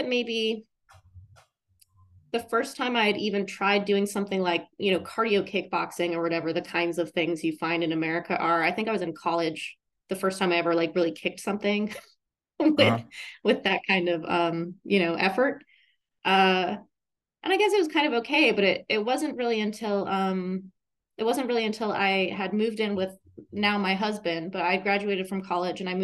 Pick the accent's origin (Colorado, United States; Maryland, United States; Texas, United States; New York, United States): Colorado, United States; Boulder; moved away; also born or lived in Thailand; I grew up in Boulder, Colorado.